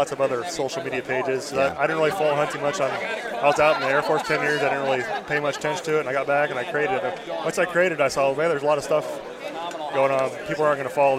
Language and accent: English; Iowa, United States; moved away as an adult; I'm from Iowa. So then on deployment, got injured, and I was like, we're going to move back to Iowa